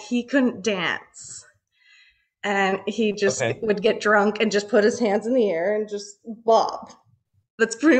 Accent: Vancouver, British Columbia, Canada; I was born in Vancouver

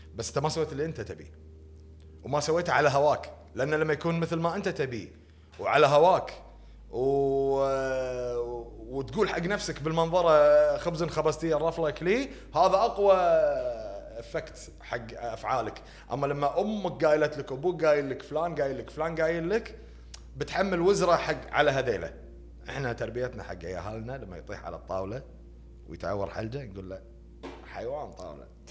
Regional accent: Kuwait; احنا مجتمعنا هني بالكويت

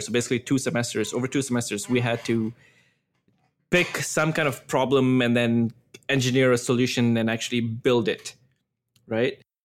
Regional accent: Singapore; moved away as an adult; now in Toronto, Canada; I grew up in Singapore, moved to Singapore when I was maybe, like, four or five years old.

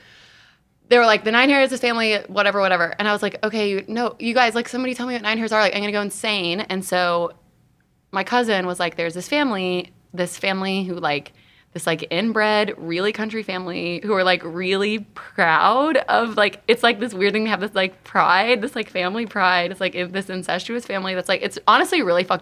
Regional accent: Mississippi, United States; I'm from Mississippi

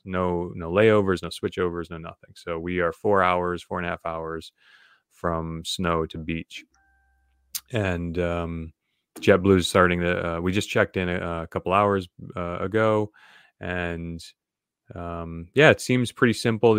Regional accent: New England, United States; also born or lived in Vermont; born and raised in New England

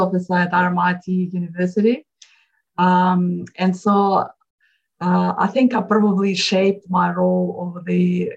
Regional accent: Moscow, Russia; moved away as an adult; now in Australia; I was born in Moscow, Russia, and I got my first degree in engineering in Russia

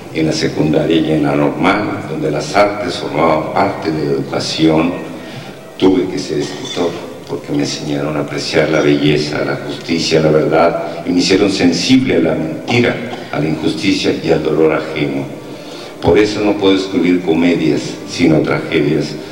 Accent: Uruachi, Chihuahua, Mexico; moved away as an adult; also born or lived in Ciudad Juárez / Mexico City; la huerta de mi casa, allá en Urbache

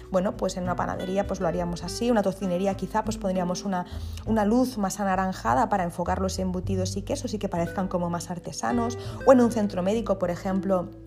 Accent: Spain; first language ca; Spanish is a second language; lo mezclo con, con, mi idioma materno, que es el catalán

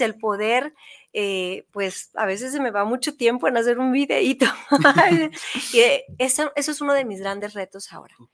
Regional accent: Tijuana, Baja California, Mexico; Yo venía de Tijuana de vacaciones a Guadalajara porque yo crecí en Tijuana

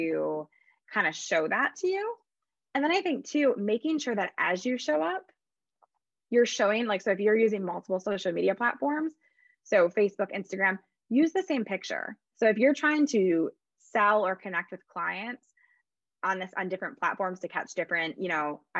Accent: Midwest, United States; I'm from the Midwest

